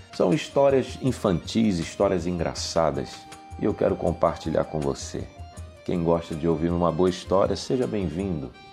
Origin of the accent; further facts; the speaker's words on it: Recife, Pernambuco, Brazil; also born or lived in Brasília, Federal District; eu nasci no Distrito Federal em Brasília. Meus pais se mudaram para o Recife, juntamente com os meus irmãos